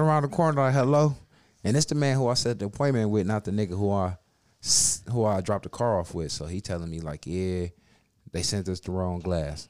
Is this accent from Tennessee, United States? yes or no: no; Cleveland, Ohio, United States; we from Cleveland, boy